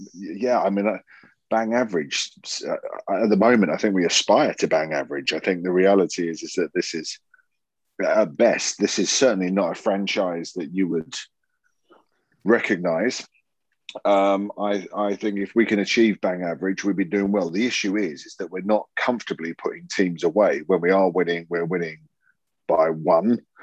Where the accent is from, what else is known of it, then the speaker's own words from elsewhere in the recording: United Kingdom; accent: southern; now in Yorkshire, United Kingdom; my southern accent, uh, uh, you know, I, I, hold on to it strong in Yorkshire